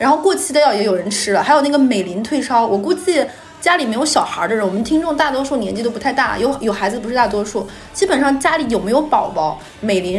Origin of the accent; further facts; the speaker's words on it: Northeast China, China; 大家知不知道我们东北人回老家是回哪儿啊？